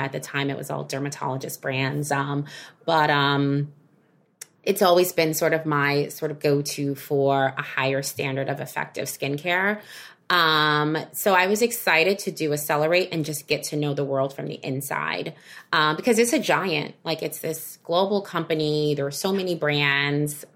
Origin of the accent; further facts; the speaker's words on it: New York, United States; I am a New Yorker